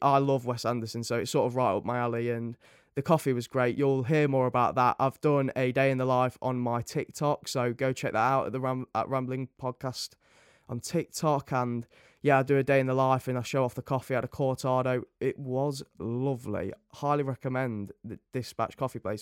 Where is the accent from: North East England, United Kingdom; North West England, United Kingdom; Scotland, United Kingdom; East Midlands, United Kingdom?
East Midlands, United Kingdom; Nottingham; I'm from Nottingham